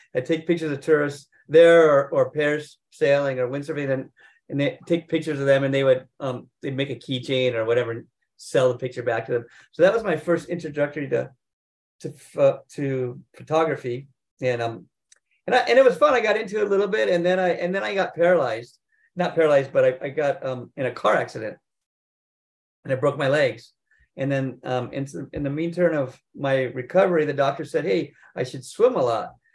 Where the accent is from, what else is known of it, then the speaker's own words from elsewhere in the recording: North Shore, Hawaii, United States; I grew up here in Hawaii on the North Shore